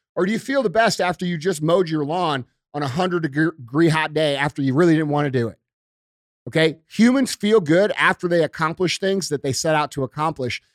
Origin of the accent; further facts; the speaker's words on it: United States; we as American people